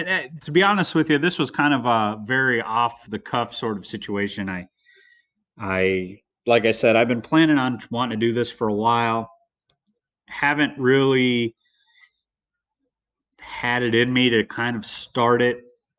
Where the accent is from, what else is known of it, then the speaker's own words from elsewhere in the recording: California, United States; also born or lived in Midwest; I was born in Southern California. I kind of grew up in California / the Midwest.